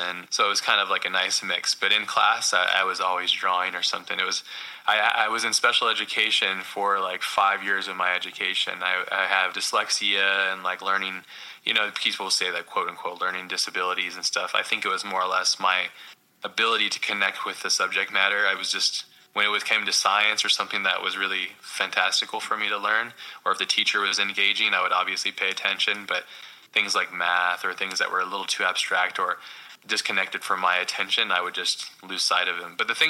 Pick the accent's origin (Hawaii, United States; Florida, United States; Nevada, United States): Hawaii, United States; I grew up mostly in Hawaii, but all over the States.